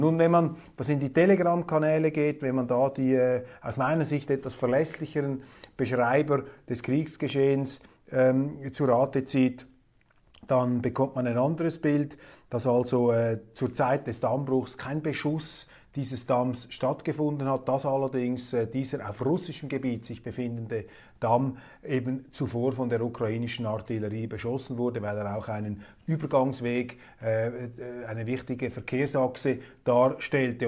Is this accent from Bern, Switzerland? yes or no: no; Zurich, Switzerland; auch als Zürcher. Wir Zürcher